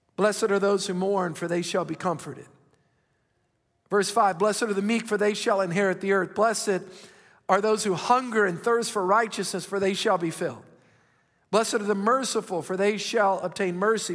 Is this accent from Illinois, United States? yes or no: no; South Louisiana, United States; I grew up in South Louisiana